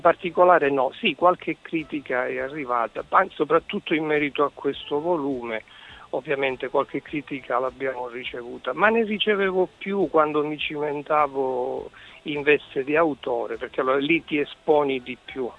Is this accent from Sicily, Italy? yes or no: yes; Sicily, Italy; accent: Sicilian; now in Bolzano, Italy; Penso che si senta che sono siciliano anche se vivo a Bolzano.